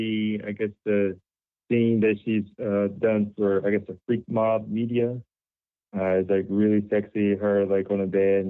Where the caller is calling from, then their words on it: Illinois, United States; Hello, James. This is … from Illinois.